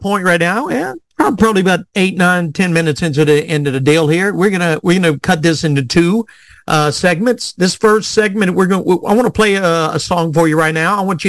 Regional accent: South Louisiana, United States; accent: Louisiana drawl, Cajun; now in Arkansas, United States; I'm originally from South Louisiana, and I had a Louisiana drawl. That Cajun was really thick. And when I turned, when we moved to Arkansas, which is where I'm at now

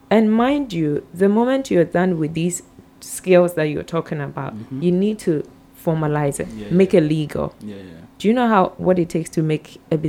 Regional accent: Ghana

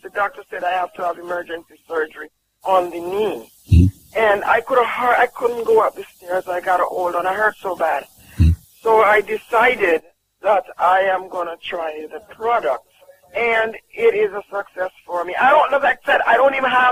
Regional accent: Jamaica; I'm from Jamaica

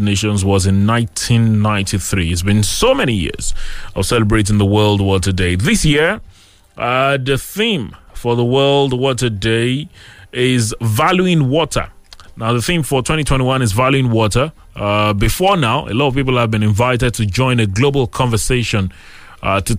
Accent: Abeokuta, Ogun State, Nigeria; I grew up here in Abeokuta

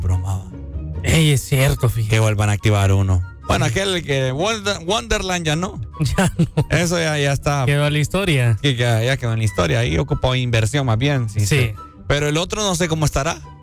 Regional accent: Honduras; nosotros como hondureños

